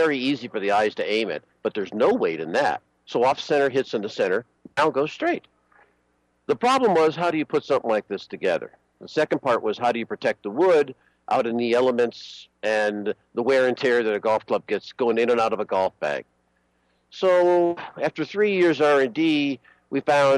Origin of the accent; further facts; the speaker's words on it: Buffalo, New York, United States; now in Long Beach, United States; I grew up in Buffalo